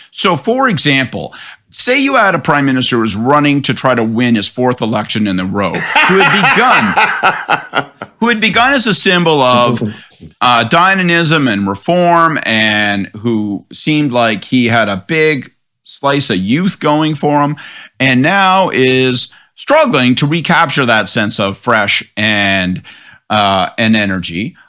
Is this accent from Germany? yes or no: no; Prince Edward–Hastings, Ontario, Canada; So, personally, I grew up in Prince Edward Hastings